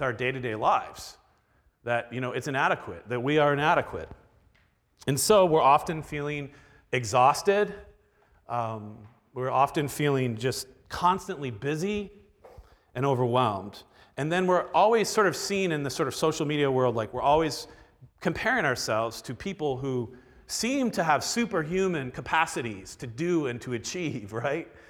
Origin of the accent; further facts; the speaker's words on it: Florida, United States; now in Milwaukee, United States; I don't think of myself as Milwaukeean 'cause I grew up in Florida.